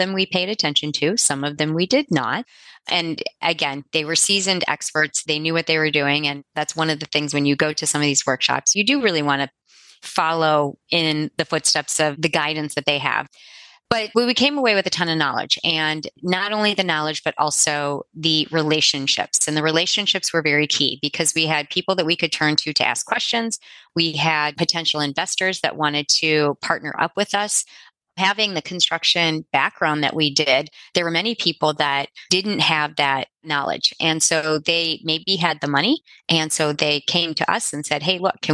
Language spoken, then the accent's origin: English; Midwest, United States; also born or lived in Cincinnati, Ohio; we are from the Midwest. We live in Cincinnati, Ohio.